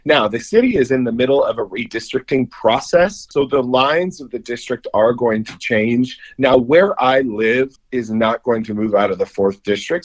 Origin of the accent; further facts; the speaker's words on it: Kansas City, Missouri, United States; growing up in Kansas City